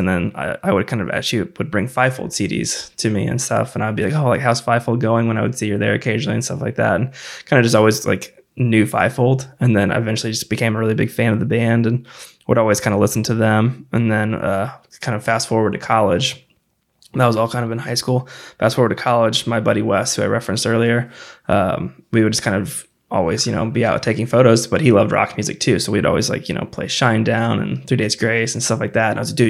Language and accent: English; Jacksonville, Illinois, United States; played in my hometown or my home college town of Jacksonville, Illinois, which was cool.